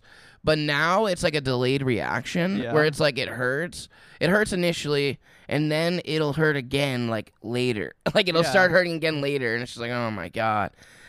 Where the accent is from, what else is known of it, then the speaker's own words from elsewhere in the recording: Indiana, United States; I'm from Indiana